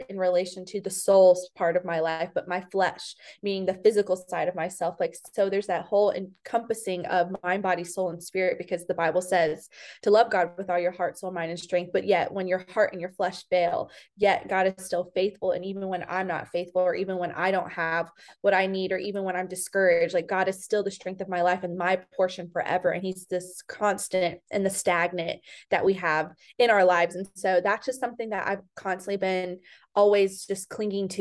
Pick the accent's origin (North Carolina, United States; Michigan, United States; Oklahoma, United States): North Carolina, United States; Fayetteville; moved away as an adult; also born or lived in Raleigh, North Carolina / Charlotte, North Carolina; now in Nashville, United States; I'm originally from Fayetteville, North Carolina. I grew up there. I was born and raised there